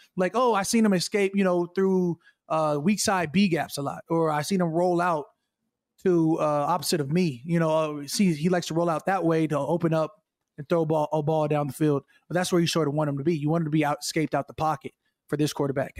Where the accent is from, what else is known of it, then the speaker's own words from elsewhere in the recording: Chandler, Arizona, United States; moved away; also born or lived in Minnesota; I'm from Chandler, Arizona.